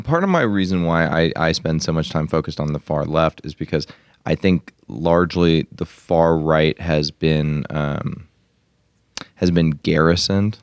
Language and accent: English; Arkansas, United States; moved away; when I was growing up in Arkansas